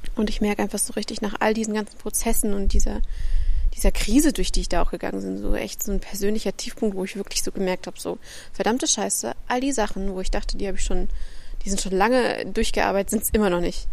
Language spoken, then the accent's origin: German; Central Germany, Germany; also born or lived in Freiburg; now in near Heidelberg, Germany; also ich komme aus der Mitte, ich war im Norden, ich war jetzt im Süden